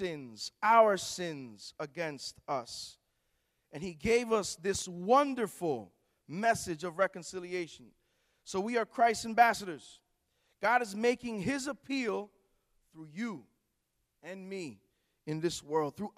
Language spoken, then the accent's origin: English; Newark, New Jersey, United States; I'm from actually Newark, New Jersey. I pastor a church there in Newark, New Jersey